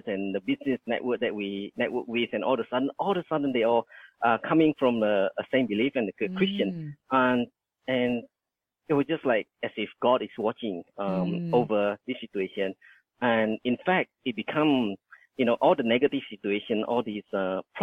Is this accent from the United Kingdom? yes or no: no; Indonesia; now in Australia; that's where I was born in Indonesia